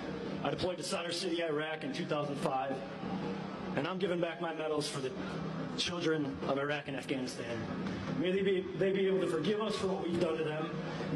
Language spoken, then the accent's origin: English; Campbellsport, Wisconsin, United States; I'm from Campbellsport, Wisconsin.